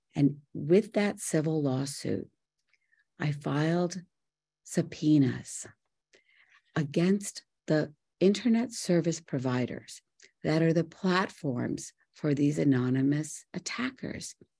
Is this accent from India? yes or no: yes; Mumbai, Maharashtra, India; moved away; also born or lived in Morgantown, West Virginia; I was born in Bombay, India, to beautiful parents